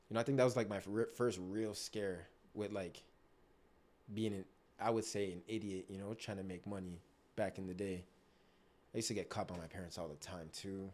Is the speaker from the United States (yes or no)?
no; Toronto, Ontario, Canada; also born or lived in Markham, Ontario; I was born in Scarborough, lived there till I was about ten. right? And then we moved to Markham, Ontario